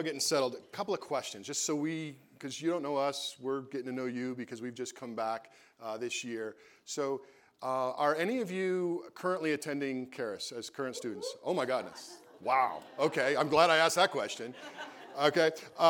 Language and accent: English; New York, United States; I'm from New York